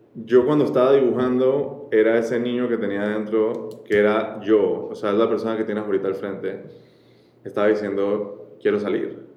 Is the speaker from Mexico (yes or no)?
no; Colombia; moved away as an adult; also born or lived in France / Panama; nacer en Colombia